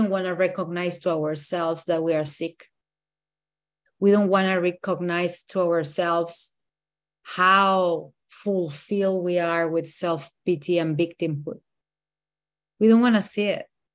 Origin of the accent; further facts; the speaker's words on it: Mexico City, Mexico; English is a second language; moved away; I am from Mexico City.